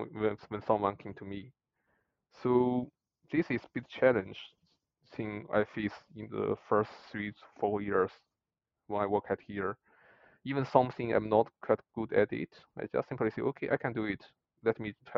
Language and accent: English; China; English is a second language; moved away as an adult; now in Dublin, Ireland; we were students in China